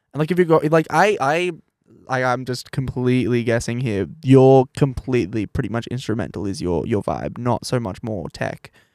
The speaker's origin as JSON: {"language": "English", "region": "New South Wales", "country": "Australia", "moved": "yes", "lives_now": "Brisbane, Australia", "said": "I'm, like, from New South Wales"}